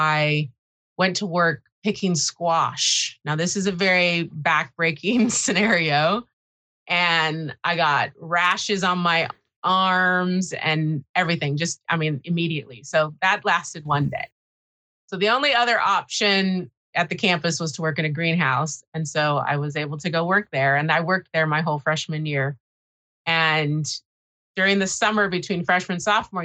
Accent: Watsonville, California, United States; I was born in Watsonville, California, which is a very small agriculture town on the Monterey Bay, and raised there

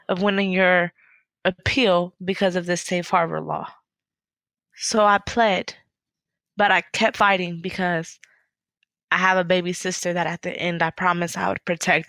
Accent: Akron, Ohio, United States; my hometown, Akron

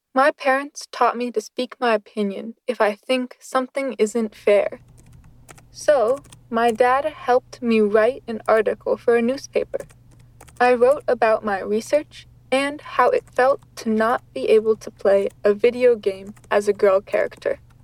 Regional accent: Pennsylvania, United States; I grew up in Pennsylvania

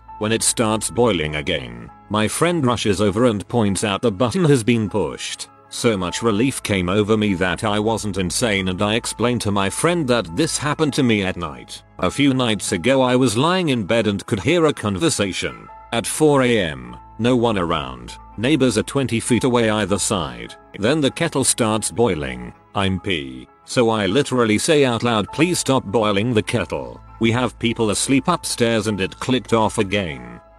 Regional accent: England, United Kingdom; I'm English and so used to 220 watt outlets which do everything twice as fast

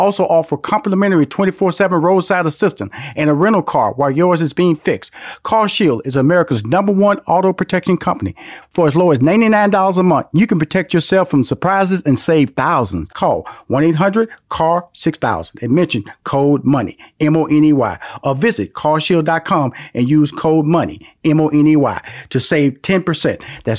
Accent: Houston, Texas, United States; I was born and raised in Houston, Texas. So I had Texas Southern in Houston

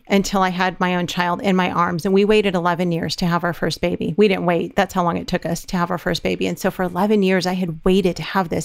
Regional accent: California, United States; moved away; We're from California

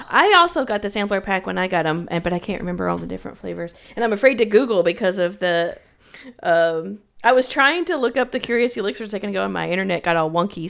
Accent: Knoxville, Tennessee, United States; now in Chicago, United States; I was from Knoxville and moved to Chicago

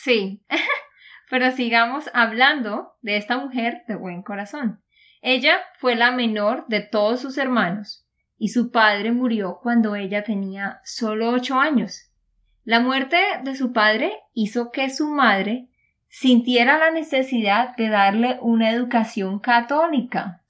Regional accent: Santander, Colombia; de Santander, Colombia

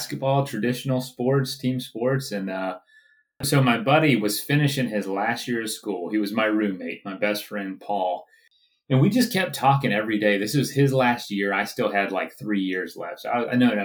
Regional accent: Central Florida, United States; I grew up in the South, Central Florida

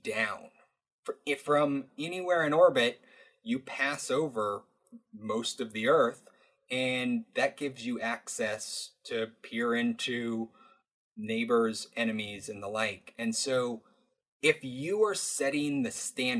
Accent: Alaska, United States; I grew up in Alaska

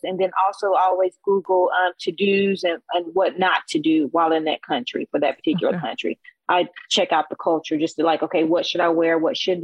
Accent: United States; I'm from the States.

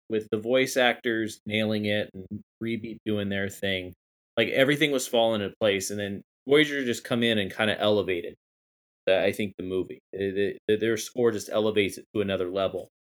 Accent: Akron, Ohio, United States; I was born in Akron, Ohio

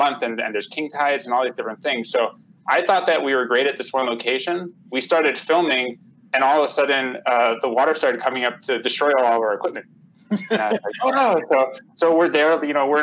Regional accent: Connecticut, United States; now in California, United States; I grew up in Connecticut on the East Coast

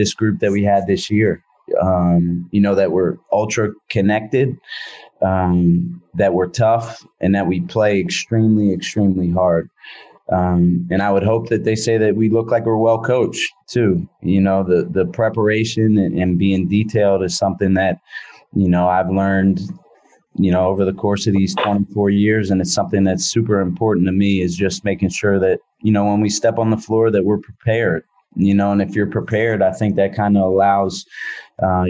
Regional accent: Philadelphia, Pennsylvania, United States; moved away as an adult; now in San Francisco, United States; growing up in Philadelphia, I appreciate and love everything about being in a metropolitan area

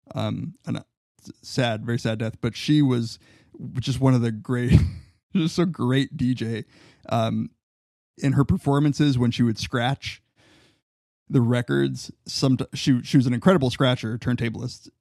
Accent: Riverside and San Bernardino, California, United States; my hometown. Riverside and San Bernardino.

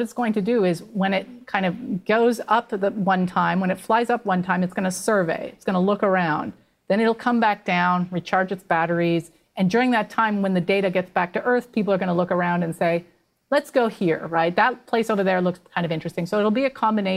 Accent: Canada; I'm Canadian

